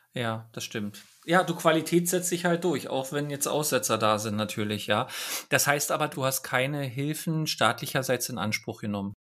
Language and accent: German; Berlin, Germany; ich komme nun aus Ostberlin